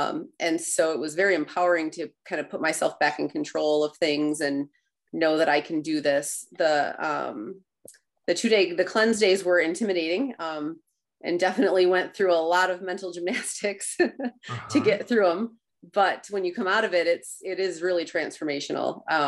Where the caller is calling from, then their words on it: Rockford, Michigan, United States; Rockford, Michigan.